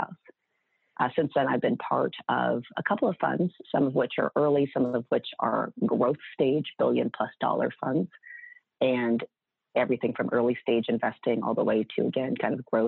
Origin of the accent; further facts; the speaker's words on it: Huntington Beach, California, United States; I grew up in Huntington Beach, Southern California